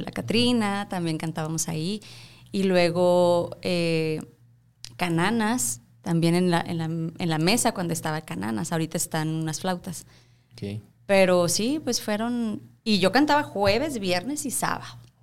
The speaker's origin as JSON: {"language": "Spanish", "town": "Cuauhtémoc", "region": "Chihuahua", "country": "Mexico", "moved": "as an adult", "lives_now": "El Paso, United States", "said": "Yo soy de Cuauhtémoc, Chihuahua."}